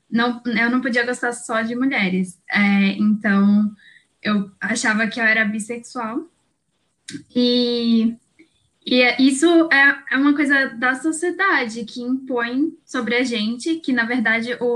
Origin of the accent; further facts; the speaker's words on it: São Paulo, Brazil; eu tenho 23 anos, eu sou daqui de São Paulo. É, eu acho que vocês vão perceber que eu tenho um pouquinho de sotaque, mas é porque minha mãe é mineira.